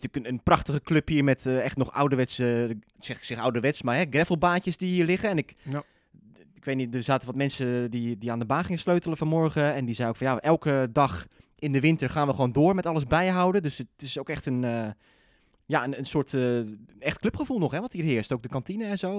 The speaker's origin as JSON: {"language": "Dutch", "region": "Zeeland", "country": "Netherlands", "moved": "yes", "said": "ik kom zelf uit Zeeland."}